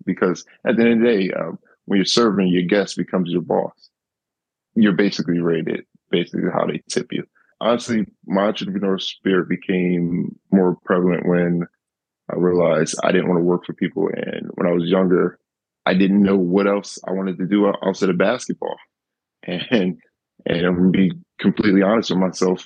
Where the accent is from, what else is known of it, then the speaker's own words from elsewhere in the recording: Camden, New Jersey, United States; I grew up in Camden where, you know, there is poverty and it's not much money